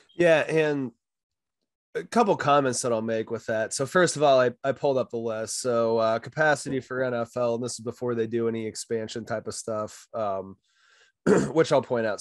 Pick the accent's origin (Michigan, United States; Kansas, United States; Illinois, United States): Kansas, United States; Hays; moved away; also born or lived in Denver / Wisconsin; I grew up in Hayes